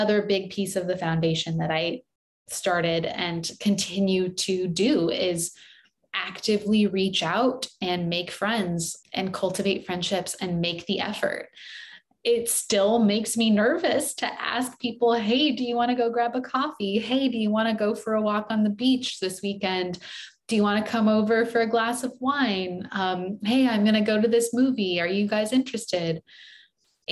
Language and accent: English; San Diego, California, United States; also born or lived in Los Angeles / New York City; my hometown of San Diego